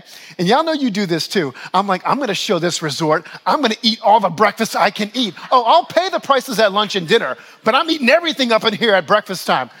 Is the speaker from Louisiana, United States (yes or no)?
yes; New Orleans, Louisiana, United States; moved away as an adult; also born or lived in Buffalo, New York; now in Westchester, United States; My oldest son was born in my hometown of New Orleans